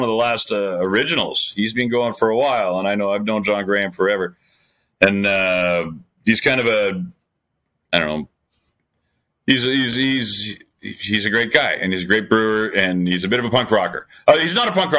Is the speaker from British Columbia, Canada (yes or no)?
no; Belleville, Ontario, Canada; moved away; This is like actually my home turf